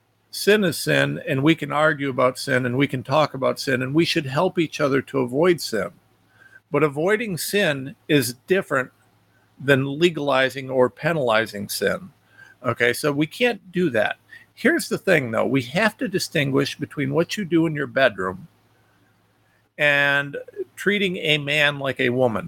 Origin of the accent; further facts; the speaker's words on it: United States; as an American